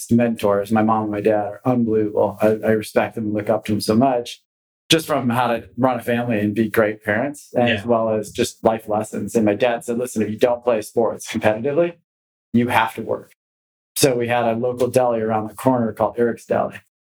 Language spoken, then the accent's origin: English; Los Gatos, California, United States; moved away as an adult; also born or lived in Los Angeles, California; I grew up in Los Gatos, California